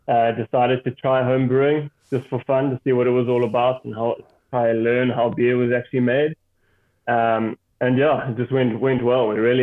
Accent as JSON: {"language": "English", "town": "Cape Town", "region": "Western Cape", "country": "South Africa", "tie": "born or raised there", "moved": "as an adult", "lives_now": "Maun, Botswana", "said": "I grew up in Cape Town. I lived in Cape Town for most of my life. And I've only been up here in Maun for just over a year and a half now."}